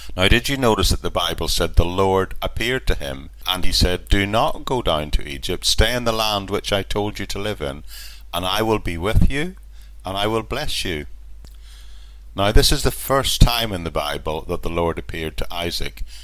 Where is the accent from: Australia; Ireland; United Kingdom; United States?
Ireland; when I was growing up in Ireland